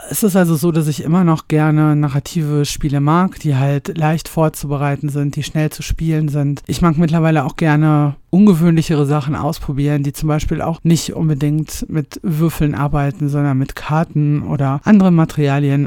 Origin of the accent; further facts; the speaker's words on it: Ruhr area, North Rhine-Westphalia, Germany; moved away as an adult; now in Bavaria, Germany; Ich stamme ursprünglich aus dem Ruhrpott und wohne jetzt im ja, noch viel schöneren Bayern seit einigen Jahren.